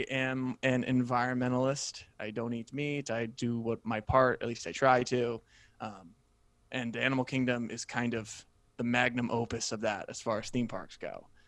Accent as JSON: {"language": "English", "town": "Sacramento", "region": "California", "country": "United States", "tie": "born or raised there", "said": "my childhood home in Sacramento"}